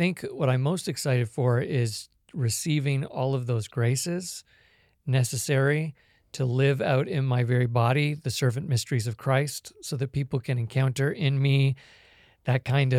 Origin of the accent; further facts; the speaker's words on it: Hong Kong; moved away as an adult; also born or lived in Canada / California, United States; now in Kansas, United States; I was born in Canada, but I was raised in Hong Kong and went to college and graduate school in California, and now I live in Kansas.